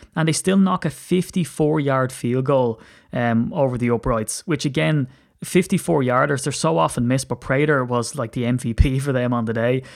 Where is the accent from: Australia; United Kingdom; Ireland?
Ireland; I'm an Irishman